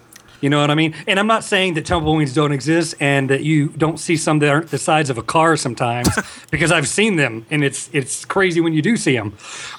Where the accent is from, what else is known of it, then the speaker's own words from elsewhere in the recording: Odessa, Texas, United States; also born or lived in Austin, Texas; I'm from Odessa, Texas.